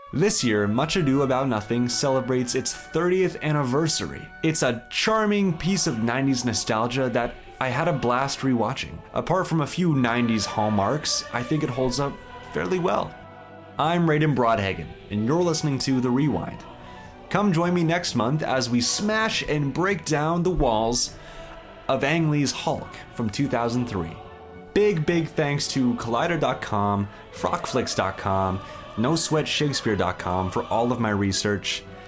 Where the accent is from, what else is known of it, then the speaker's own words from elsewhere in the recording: Stratford, Ontario, Canada; I'm from the Shakespeare capital of Canada.